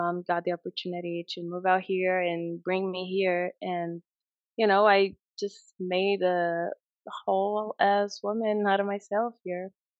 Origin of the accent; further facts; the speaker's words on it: Brazil; now in United States; growing up in Brazil, it was very different than here first because the lifestyle that I had in Brazil was completely different than the lifestyle that I had here. You know, I was raised by a single mother with three other siblings.